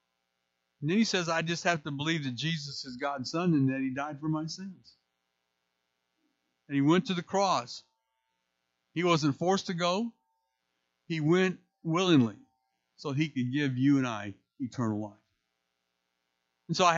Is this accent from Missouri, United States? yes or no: yes; St. Louis, Missouri, United States; moved away as an adult; now in Indiana, United States; I'm originally from St. Louis